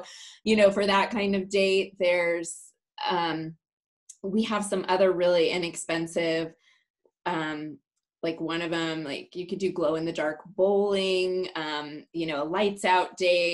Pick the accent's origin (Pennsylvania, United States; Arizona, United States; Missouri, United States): Arizona, United States; Clarkdale; also born or lived in Milan, Illinois; I was born in Milan, Illinois, or I like to say Milan. And my parents really hated shoveling snow every day. So their dream was to move to Arizona, and we used to come here on vacation. So when I was 9, we moved to Clarkdale, Arizona